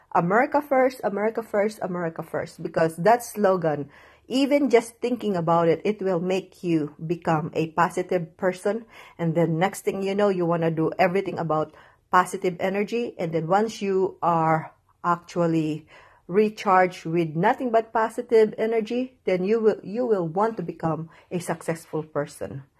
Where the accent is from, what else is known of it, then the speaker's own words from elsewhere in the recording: United States; I just love being American